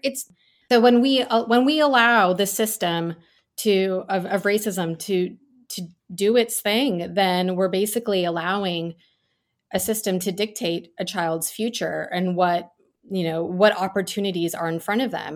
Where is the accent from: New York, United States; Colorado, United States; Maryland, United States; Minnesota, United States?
New York, United States; New York City suburbs, United States; first language Gujarati; I was born in New York City and we moved to the suburbs when I was a baby.